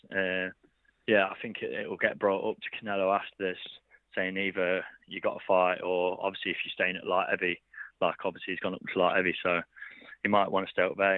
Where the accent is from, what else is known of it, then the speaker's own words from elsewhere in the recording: Derby, East Midlands, United Kingdom; obviously be in Derby, uh, this is my hometown